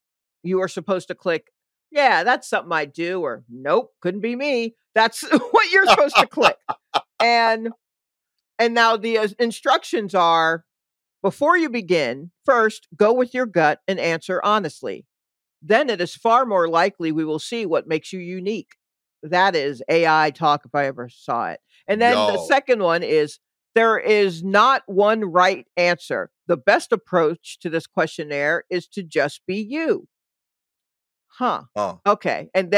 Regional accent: Atlanta, Georgia, United States; I know I'm from Atlanta

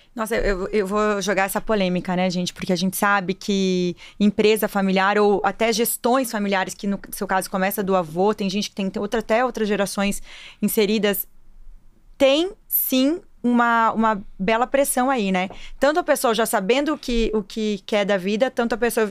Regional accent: Brazil; Quando eu era criança, lá em Marechal

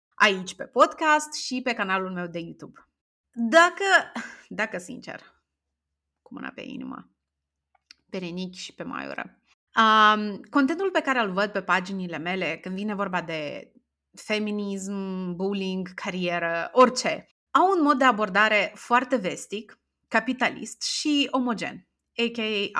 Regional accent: Strășeni, Strășeni District, Moldova; m-am născut în orașul Strășeni, sunt din Republică

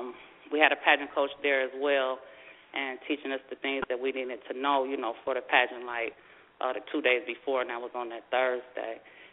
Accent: Flint, Michigan, United States; also born or lived in Pontiac, Michigan; Okay, I was born in Pontiac, Michigan. And then when I was about 13, we moved to Flint, Michigan. So I grew up in Flint. I graduated from Flint Northwestern High School.

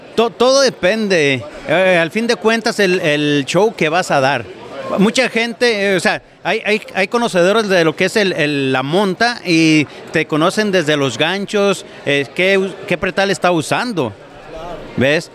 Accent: Jalisco, Mexico; now in Oregon, United States; yo soy de Jalisco.

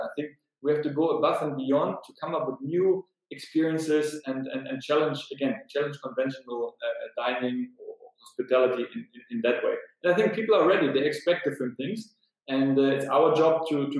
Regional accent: Berlin, Germany; now in Vilnius, Lithuania; I'm from Germany, from Berlin

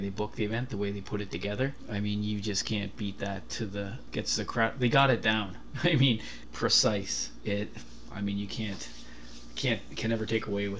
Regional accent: Kitchener, Ontario, Canada; I grew up in Kitchener

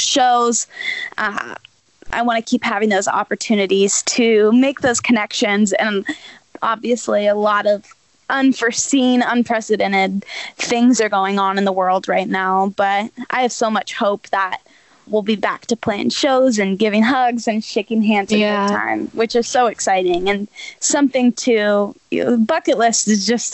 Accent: Nashville, Tennessee, United States; I'm born and raised in Nashville

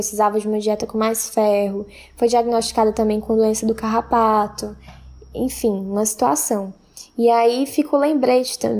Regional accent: Itapajé, Ceará, Brazil; antecipo que não sou de Fortaleza, eu sou de Tapajé, uma cidade que fica a 120 quilômetros da capital, Tive o privilégio de passar boa parte da minha infância numa casa bem espaçosa

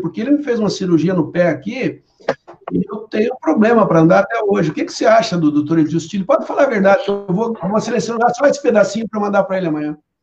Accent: Brazil; como brasileiro

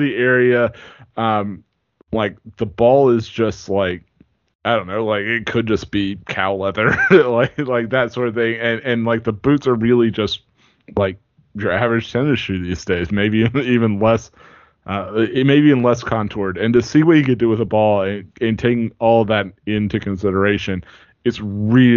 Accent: United States; as an American, like, growing up here

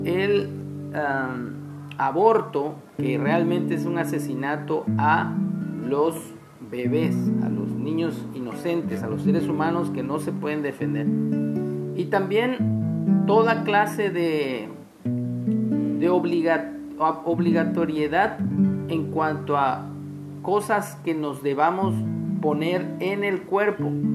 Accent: Mexico; nuestros derechos como ciudadanos mexicanos

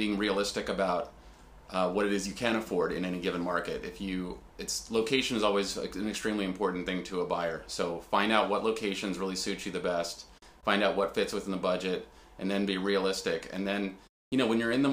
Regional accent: Washington, District of Columbia, United States; also born or lived in Georgetown, Washington, D.C. / Adams Morgan, Washington, D.C.; I live right here in Georgetown. I grew up in Chevy Chase

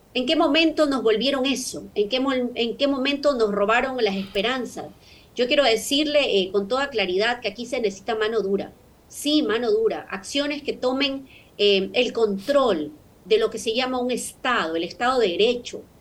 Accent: Guayaquil, Guayas, Ecuador; como guayaquileña

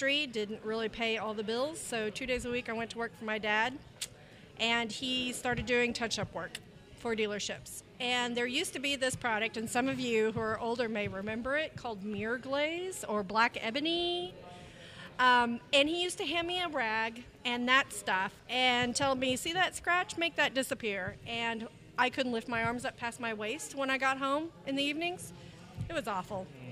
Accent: Tulsa, Oklahoma, United States; moved away as an adult; now in Texas, United States; I actually grew up right here in Tulsa, Oklahoma.

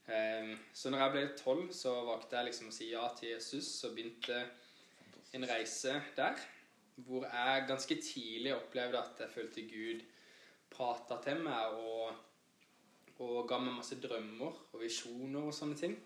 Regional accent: Kristiansand, Agder, Norway; født og oppvokst på Gimlekollen i Kristiansand

